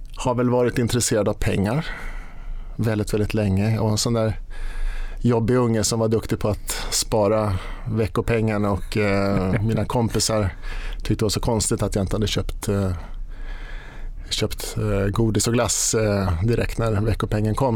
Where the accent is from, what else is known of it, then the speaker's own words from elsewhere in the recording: Sigtuna, Stockholm County, Sweden; jag var på Sparbankskontoret hemma i Sigtuna med mamma